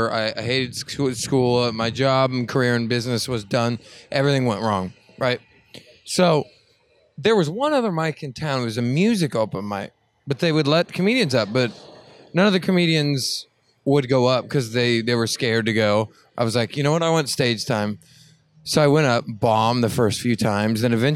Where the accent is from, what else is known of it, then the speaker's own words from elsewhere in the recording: Oklahoma, United States; Well, I'm from Oklahoma, so I know how those people think.